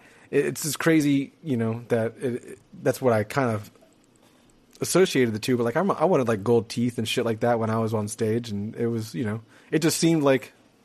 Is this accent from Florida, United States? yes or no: yes; North Florida, United States; I'm from the North Florida